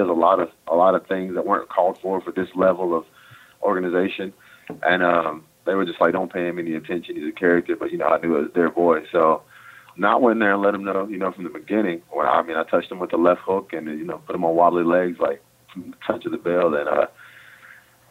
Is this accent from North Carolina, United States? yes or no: yes; North Carolina, United States; now in Dallas, United States; I'm from North Carolina